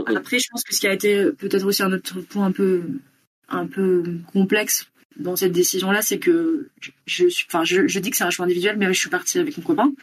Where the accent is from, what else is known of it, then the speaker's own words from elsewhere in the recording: near Bordeaux, Nouvelle-Aquitaine, France; moved away as an adult; now in Bogotá, Colombia; je suis originaire de Bordeaux, enfin à côté de Bordeaux, où j'ai grandi, j'ai resté jusqu'à 20 ans. et maintenant, j'habite depuis un peu plus d'un an et demi à Bogota en Colombie